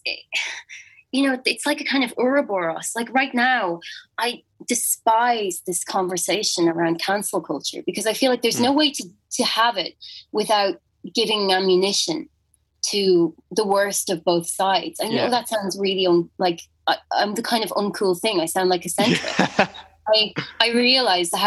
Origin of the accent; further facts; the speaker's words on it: Ireland; as Irish people